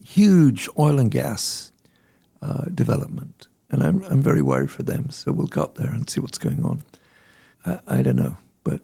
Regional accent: England, United Kingdom; So when I was growing up in England, the pets in our family were probably eating northern bottlenose whale.

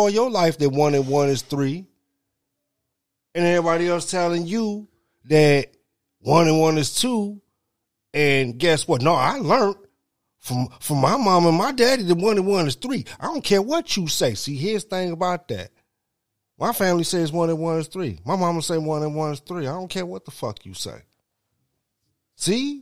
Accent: United States; We Americans

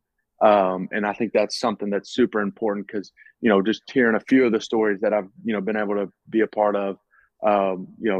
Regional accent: Mississippi, United States; growing up in Mississippi

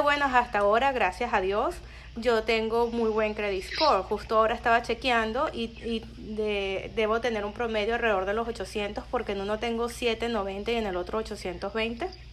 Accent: Venezuela; moved away as an adult; now in United States; cuando me vine de Venezuela, eh, siendo ciudadana americana

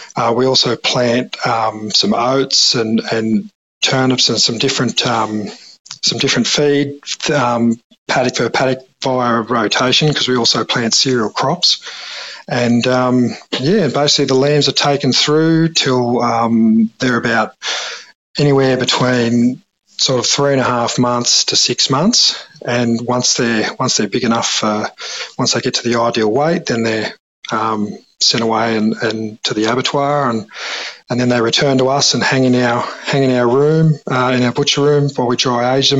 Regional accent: Mimosa, New South Wales, Australia; born or raised there; also born or lived in London

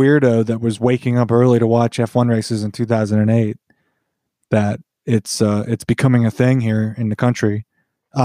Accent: United States; Being an American

